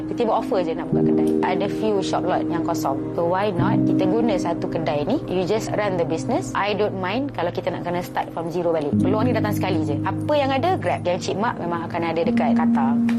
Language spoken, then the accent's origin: Malay; Kuala Lumpur, Malaysia; Saya berasal daripada Kuala Lumpur